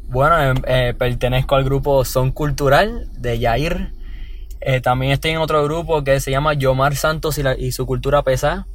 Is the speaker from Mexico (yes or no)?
no; San Juan, Puerto Rico; vengo de Cupe Alto, San Juan